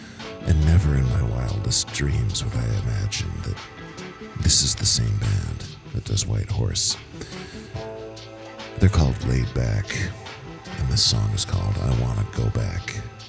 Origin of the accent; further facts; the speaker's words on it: Detroit, Michigan, United States; When I was growing up on Detroit radio